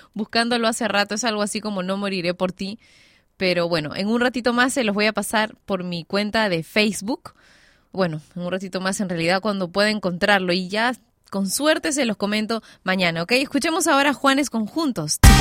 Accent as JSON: {"language": "Spanish", "country": "Peru", "said": "en mi país"}